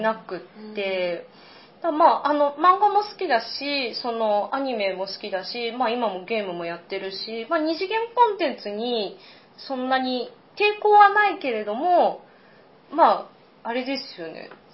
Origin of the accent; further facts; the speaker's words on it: Mie, Japan; also born or lived in Ibaraki / Tokyo; 生まれは、えーと、三重です、であの父の仕事で一時茨城にいて、であの小学校4年生の時に戻ってくることになったんですけれども